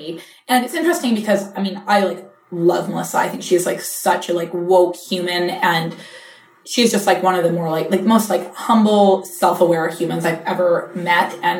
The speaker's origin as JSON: {"language": "English", "region": "British Columbia", "country": "Canada", "tie": "born or raised there", "first_language": "English", "moved": "as an adult", "lives_now": "New York, United States", "said": "I'm like born and raised in small town British Columbia"}